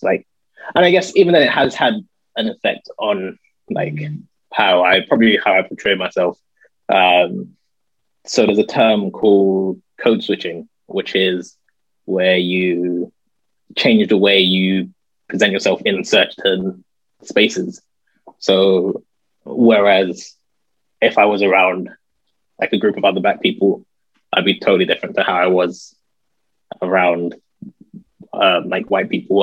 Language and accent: English; London, United Kingdom; also born or lived in Guildford; I grew up in North London